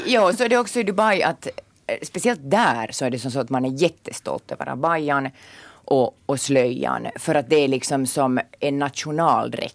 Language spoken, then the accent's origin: Swedish; Porvoo, Uusimaa, Finland; now in Inkoo, Finland; jag är från Borgå ursprungligen